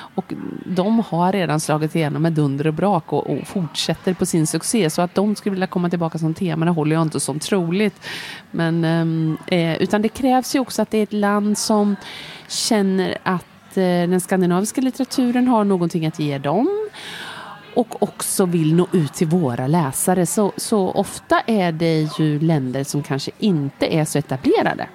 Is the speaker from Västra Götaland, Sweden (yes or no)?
yes; Lidköping, Västra Götaland, Sweden; moved away as an adult; also born or lived in Switzerland / Stockholm; Jag är född och uppväxt i Lidköping, men jag hade bott därifrån i många år.